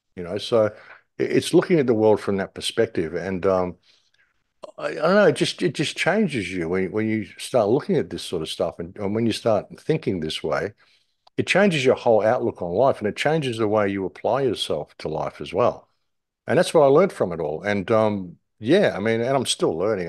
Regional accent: England, United Kingdom; being an English person

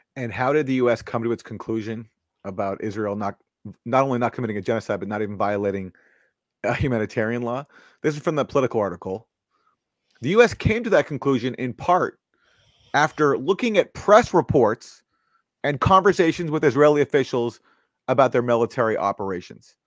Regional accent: Canada; I'm from Canada

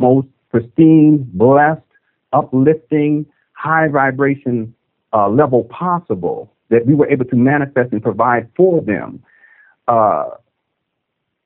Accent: San Diego, California, United States; I was born and raised in San Diego, California

